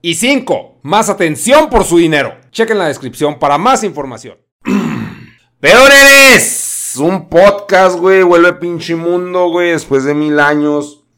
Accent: Chihuahua, Mexico; Yo soy de Chihuahua

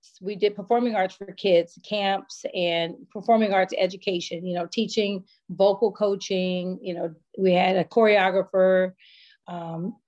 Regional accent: Bay Area, California, United States; moved away; I'm from the Bay Area.

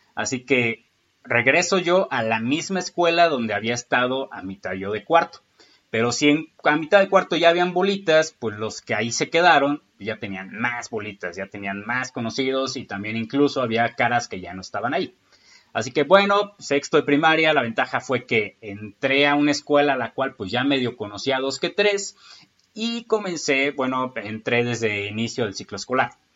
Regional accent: Michoacán, Mexico; also born or lived in Lázaro Cárdenas; Yo nazco en el puerto de Lázaro Cárdenas en enero del 93. Soy michoacano

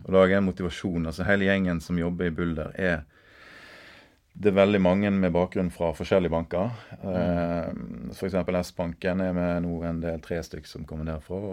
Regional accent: Bømlo, Vestland, Norway; moved away; jeg er bømling. Nå har jeg snart bodd lenger vekk fra Bømlo enn jeg har bodd på Bømlo

